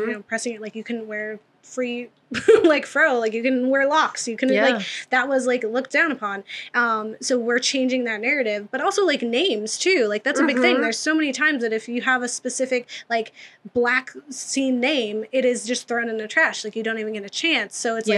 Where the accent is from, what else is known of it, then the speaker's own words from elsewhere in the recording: Massachusetts, United States; accent: Boston; moved away; I was born in Massachusetts. And so I have a lot of family from Boston. My mom has the accent every now and again. It's not as strong.